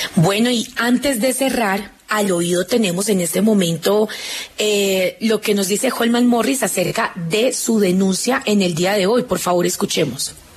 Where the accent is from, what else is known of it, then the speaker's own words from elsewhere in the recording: Colombia; como colombianos